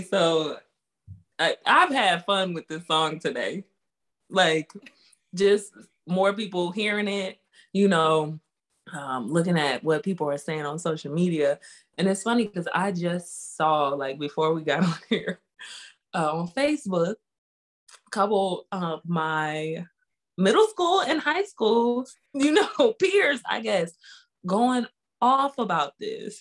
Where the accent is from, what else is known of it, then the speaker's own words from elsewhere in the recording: Roswell, Georgia, United States; I am from Georgia." Now, if you only say Georgia, then you can assume I'm not from Atlanta.